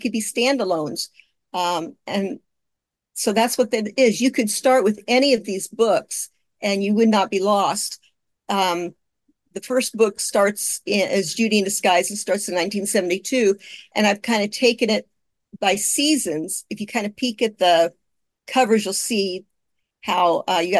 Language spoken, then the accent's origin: English; Kokomo, Indiana, United States; moved away; Kokomo is my hometown, and that's where all these are set, is Kokomo, Indiana. And I left there in 1972.